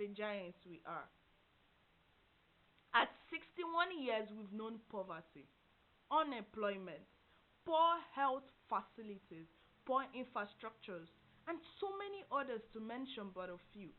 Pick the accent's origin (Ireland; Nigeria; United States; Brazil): Nigeria; a child born and bred in Nigeria to an average Nigerian parent